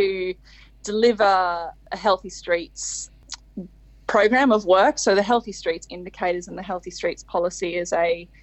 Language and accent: English; Queensland, Australia; moved away; also born or lived in London; I'm originally from Queensland